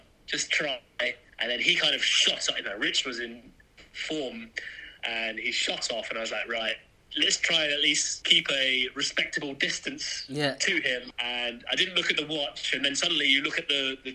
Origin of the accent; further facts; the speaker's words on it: England, United Kingdom; now in Berlin, Germany; growing up in England